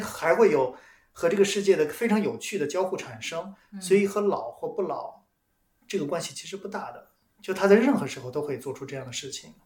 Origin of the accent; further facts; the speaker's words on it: China; 我们中国人